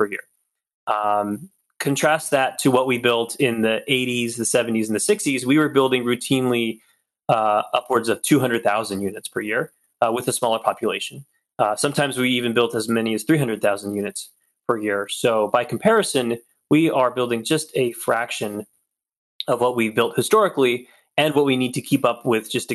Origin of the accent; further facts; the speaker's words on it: Stockton, California, United States; moved away; Stockton is where I'm from. It's my hometown.